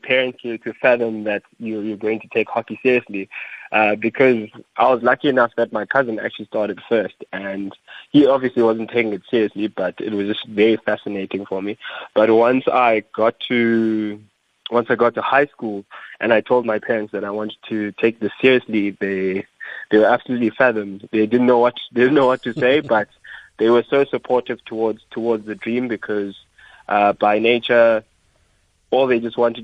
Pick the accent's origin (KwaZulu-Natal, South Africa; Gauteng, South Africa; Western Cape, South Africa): KwaZulu-Natal, South Africa; Pietermaritzburg; also born or lived in Mthatha, Eastern Cape; I am from the Eastern Cape in a small town called Mthatha. I grew up there until grade 2. I moved across to Pietermaritzburg.